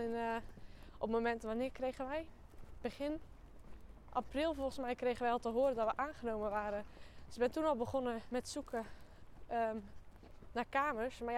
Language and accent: Dutch; Axel, Zeeland, Netherlands; Ehm, ik ga naar Codarts. En eh, ja, ik kom uit Axel.